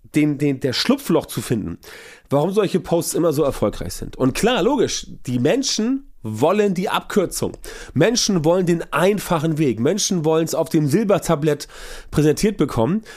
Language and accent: German; Hamburg, Germany; ich komme aus Hamburg und für uns im Norden ist alles südlich der Elbe, Süddeutschland.